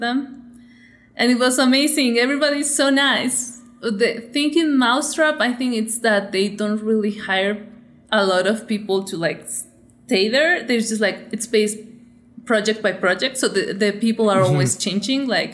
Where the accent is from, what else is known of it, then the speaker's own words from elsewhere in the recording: Michoacán, Mexico; moved away as an adult; also born or lived in California, United States / Los Angeles, United States; I'm from Michoacán, and that's like one of the places in Mexico where we like take Day of the Dead like very seriously. It's a celebration, but like, yeah, it's super important to us. So I grew up doing Day of the Dead with my family every year